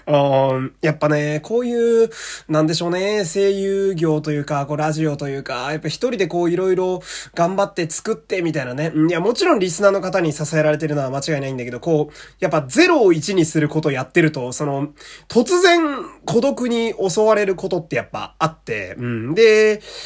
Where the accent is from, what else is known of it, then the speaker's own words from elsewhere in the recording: Fukui, Japan; 私の地元の福井県はですね